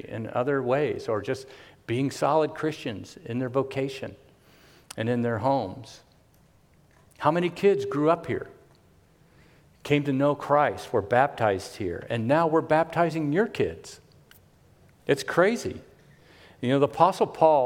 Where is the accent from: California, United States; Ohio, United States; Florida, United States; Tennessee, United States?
Florida, United States; Miami; hoodlum and little wannabe hippie growing up in Carroll City, Miami, Florida